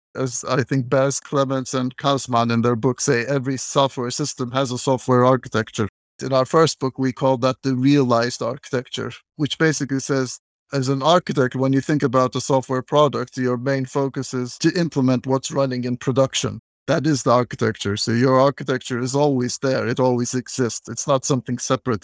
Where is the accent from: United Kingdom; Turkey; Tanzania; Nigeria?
Turkey; moved away as an adult; also born or lived in Massachusetts, United States / San Francisco, California, United States; I'm originally from Turkey, and then I went to the United States to do my master's degree